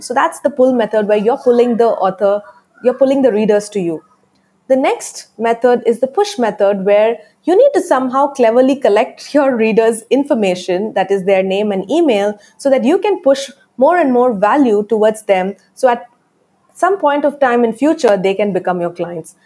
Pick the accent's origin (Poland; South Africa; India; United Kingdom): India; my accent though it's it's not an american accent i am from india